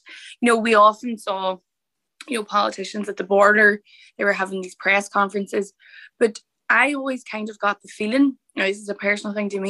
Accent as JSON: {"language": "English", "town": "Derry", "region": "Northern Ireland", "country": "United Kingdom", "moved": "yes", "lives_now": "Ireland", "said": "I am originally from Derry City."}